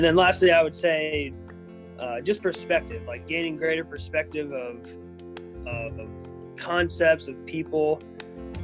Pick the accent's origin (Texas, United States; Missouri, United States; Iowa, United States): Iowa, United States; Southeast; I grew up in Southeast Iowa, part of a kind of a rural family with my four siblings and my parents.